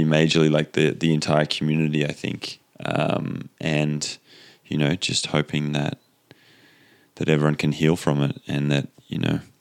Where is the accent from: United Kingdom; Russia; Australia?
Australia; now in Boulder, United States; as an Australian